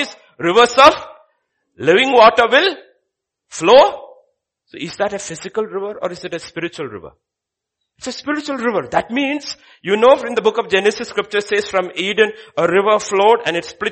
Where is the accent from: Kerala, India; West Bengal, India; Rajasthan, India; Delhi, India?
Kerala, India; now in Hyderabad, India; I'm from Kerala.